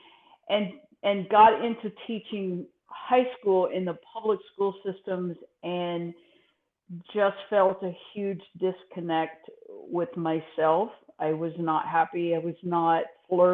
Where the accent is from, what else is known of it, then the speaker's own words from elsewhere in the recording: Texas, United States; moved away as an adult; I grew up in Texas, and my father was a minister